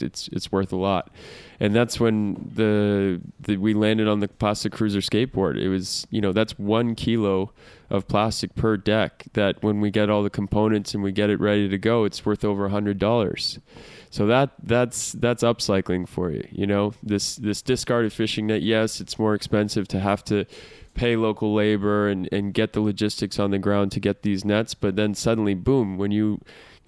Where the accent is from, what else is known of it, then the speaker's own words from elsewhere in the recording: Massachusetts, United States; moved away as an adult; also born or lived in Australia / Chile; So I'm originally from Massachusetts